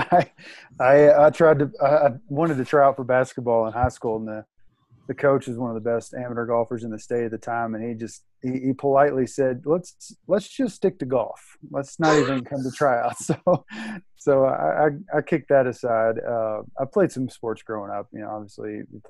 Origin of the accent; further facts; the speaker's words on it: Louisville, Kentucky, United States; originally I'm from Louisville, Kentucky. I was born there, lived there pretty much my whole life.